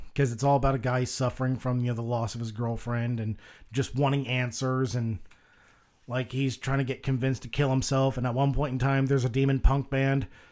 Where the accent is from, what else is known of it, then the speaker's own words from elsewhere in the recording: the South, United States; I was raised in the South